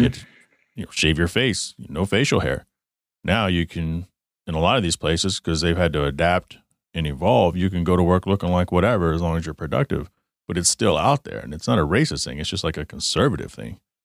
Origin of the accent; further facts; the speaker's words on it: Garland, Texas, United States; I grew up in Garland, Texas.